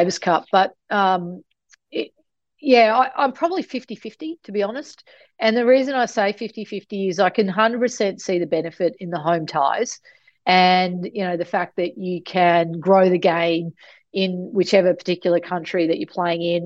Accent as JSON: {"language": "English", "area": "outside Mackay", "region": "Queensland", "country": "Australia", "tie": "born or raised there", "said": "I grew up an hour outside of Mackay on, as you said, sugarcane farm"}